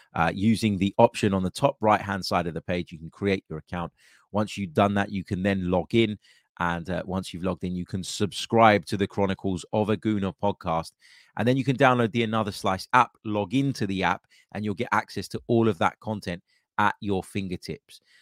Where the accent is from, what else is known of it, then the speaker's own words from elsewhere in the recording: United States; as an American